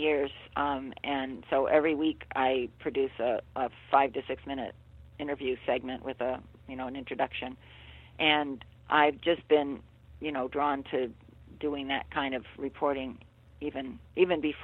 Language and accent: English; Buffalo, New York, United States; I grew up in Buffalo, right outside of Buffalo